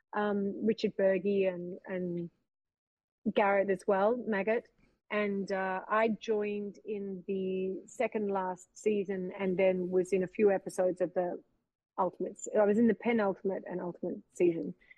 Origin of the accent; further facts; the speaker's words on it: Australia; accent: Australian; moved away; also born or lived in Los Angeles / Vancouver; allowing me twice to be Australian